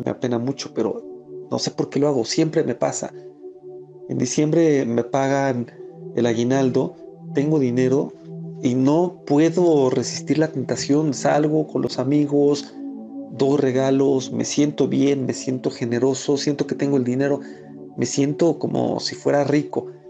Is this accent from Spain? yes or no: no; Mexico City, Mexico; soy de la Ciudad de México